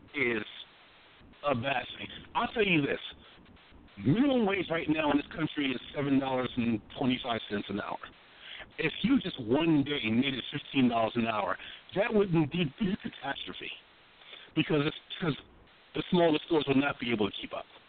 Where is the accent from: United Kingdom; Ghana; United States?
United States; New York; moved away; also born or lived in Washington, D.C.; I was from New York